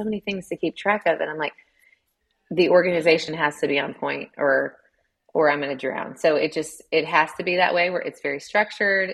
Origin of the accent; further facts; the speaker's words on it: Chattanooga, Tennessee, United States; moved away as an adult; now in Columbia, United States; I'm from Chattanooga, Tennessee.